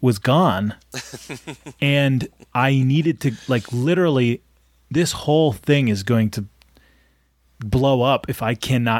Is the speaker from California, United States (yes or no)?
no; Springfield, Massachusetts, United States; moved away; The pizza place that I grew up going to in Springfield, Massachusetts